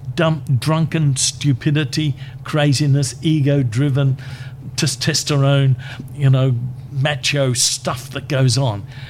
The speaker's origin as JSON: {"language": "English", "town": "Brisbane", "region": "Queensland", "country": "Australia", "tie": "born or raised there", "also_born_or_lived": "Charters Towers", "said": "I came back to Brisbane because this is my hometown."}